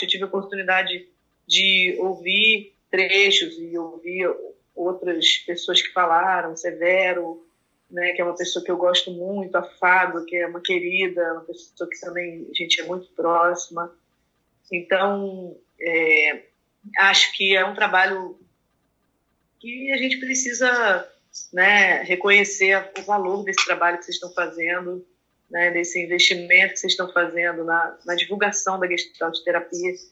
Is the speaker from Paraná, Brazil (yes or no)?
no; Rio de Janeiro, Brazil; moved away; also born or lived in Brasília; eu nasci no Rio, mas que eu vivi a minha formação inteira